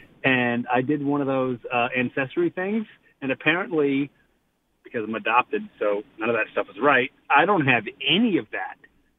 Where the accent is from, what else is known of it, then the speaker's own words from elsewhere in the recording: the South, United States; now in Torrington, United States; being a Southerner